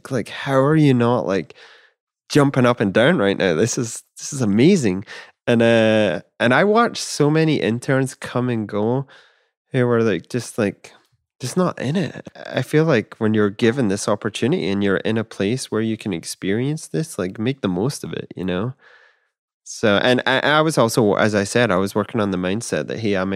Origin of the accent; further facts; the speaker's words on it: Scotland, United Kingdom; growing up in Scotland, that's I'd be like, yeah, I can get you half Scotch and half something else.